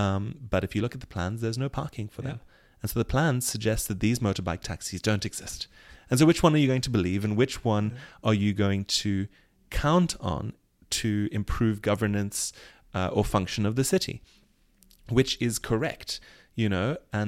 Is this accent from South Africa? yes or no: yes; South Africa; as a South African, there's a whole set of fraught identities and activities that you have to take on as a resident or a citizen.